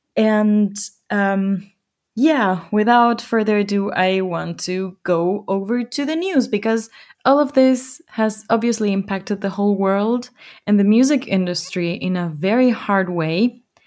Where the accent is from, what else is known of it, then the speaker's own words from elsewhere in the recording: Ecuador; now in Germany; my home country, Ecuador.